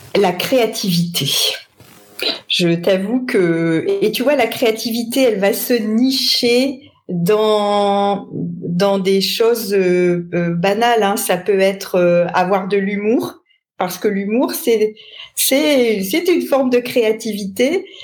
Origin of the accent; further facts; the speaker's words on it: Lille, Hauts-de-France, France; also born or lived in Paris region; je suis une euh, ch'ti, puisque je suis née euh, à Lille il y a de nombreuses années